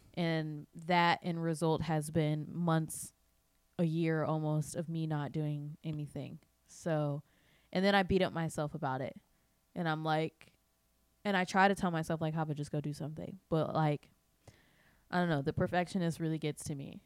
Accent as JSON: {"language": "English", "region": "Midwest", "country": "United States", "tie": "born or raised there", "moved": "yes", "said": "I grew up in the Midwest"}